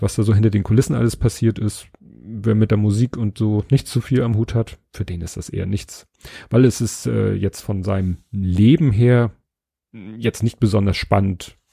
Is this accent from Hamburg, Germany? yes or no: yes; Hamburg, Germany; innerhalb von Stalzhoop, wo ich aufgewachsen bin